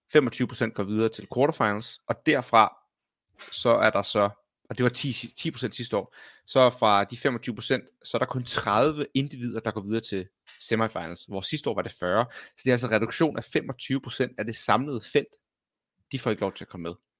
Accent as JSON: {"language": "Danish", "town": "Copenhagen", "region": "Capital Region of Denmark", "country": "Denmark", "said": "jeg er københavner"}